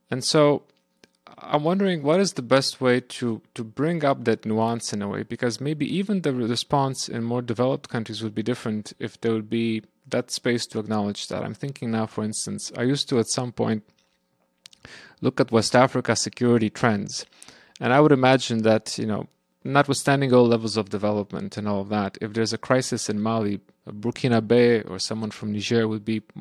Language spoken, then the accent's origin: English; Romania; and I'm also from Romania, so it's it's it's fairly close.